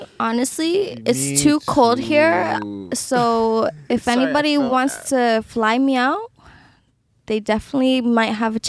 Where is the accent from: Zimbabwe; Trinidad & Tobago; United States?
Trinidad & Tobago; I'm from Trinidad.